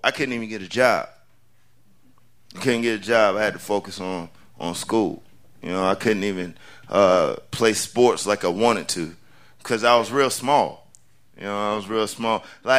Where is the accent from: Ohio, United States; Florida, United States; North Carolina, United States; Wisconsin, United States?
North Carolina, United States; also born or lived in Oklahoma / Spain; So I was born in Oklahoma, even though, yeah, I claim North Carolina because that's where I've been the longest.